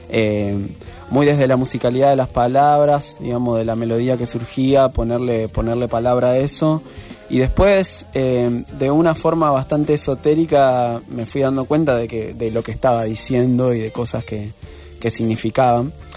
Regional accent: Reconquista, Santa Fe, Argentina; now in Rosario, Argentina; mi ciudad natal, que es Reconquista

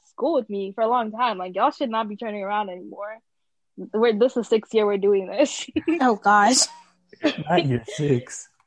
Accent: United States; I'm first generation African American, so my parents were born and raised in Sudan, so I'm Sudanese American

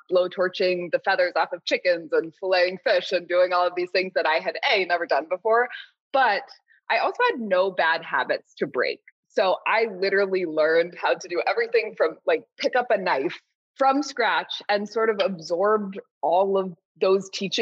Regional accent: Southern California, United States; I grew up in Southern California

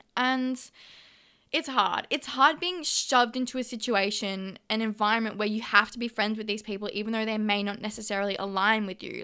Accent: Melbourne, Victoria, Australia; moved away as an adult; now in Gold Coast, Australia; I am an original Melbourne girl, but I've moved up to the Gold Coast

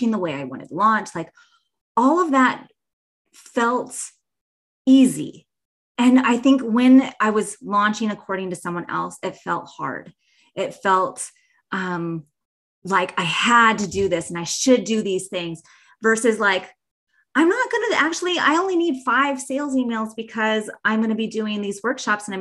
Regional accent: Bozeman, Montana, United States; my hometown of Bozeman, Montana

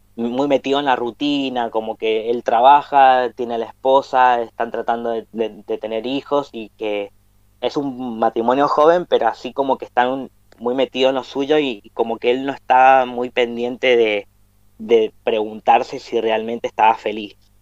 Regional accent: Mendoza, Argentina; nosotros somos de Mendoza, Argentina, hablamos español

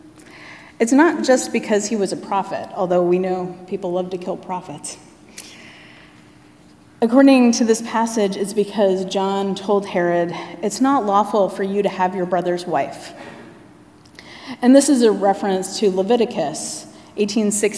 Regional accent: Anchorage, Alaska, United States; I was born and raised in Anchorage, Alaska

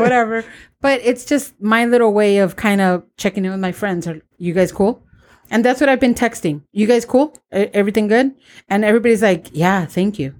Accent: San Diego, California, United States; Born and raised in Barrio

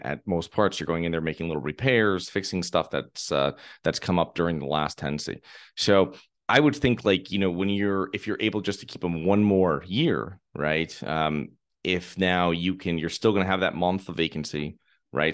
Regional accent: Connecticut, United States; moved away; I'm originally from Connecticut.

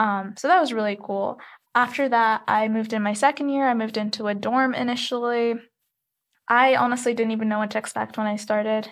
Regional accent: Khobar, Eastern Province, Saudi Arabia; moved away as an adult; also born or lived in Egypt; now in Tucson, United States; I did, however, grow up in Saudi Arabia

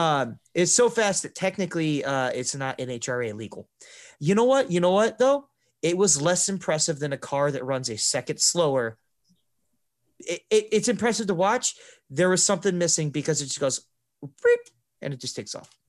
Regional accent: United States; as an American to do kind of what's ingrained in me culturally

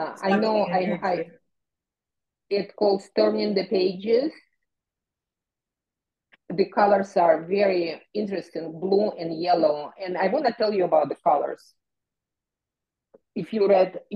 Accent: Kyiv, Ukraine; moved away; I am from Ukraine, I'm from the Soviet Union, but from Kiev.

